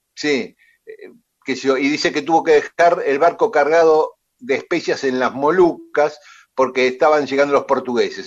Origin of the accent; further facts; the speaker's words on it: Lomas de Zamora, Buenos Aires Province, Argentina; yo vivía a una cuadra del Camino de las Tropas, este, que todavía los viejos le llamaban así cuando yo era chico